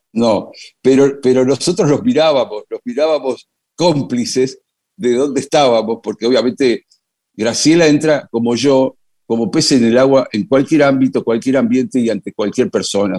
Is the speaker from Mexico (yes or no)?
no; Argentina